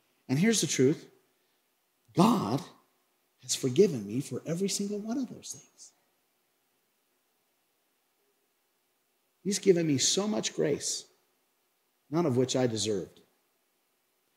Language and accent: English; Craig, Colorado, United States; I grew up in Craig, Colorado in the 1980s